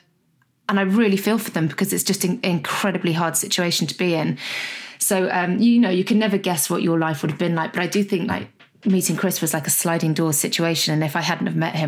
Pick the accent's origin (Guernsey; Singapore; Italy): Guernsey; also born or lived in Scotland; when I was around one, my parents got divorced and my mum moved with my sister and I down to Guernsey, where her family was